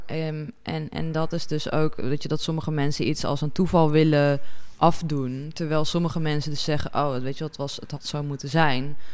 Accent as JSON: {"language": "Dutch", "country": "Netherlands", "said": "als Nederlanders"}